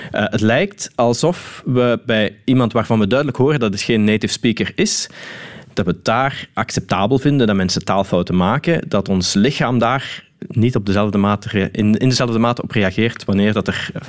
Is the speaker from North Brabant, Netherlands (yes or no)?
no; Limburg, Netherlands; Ja, dat is eentje die bij ons in Limburg vaak voorkomt in ieder geval.